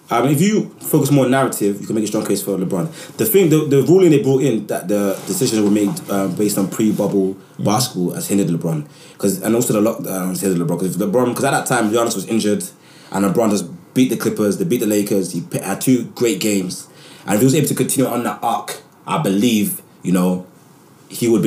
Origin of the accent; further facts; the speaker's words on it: Nigeria; and I'm a Nigerian man.